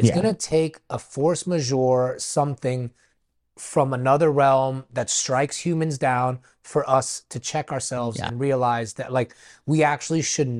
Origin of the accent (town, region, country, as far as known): United States; born or raised there; also born or lived in New York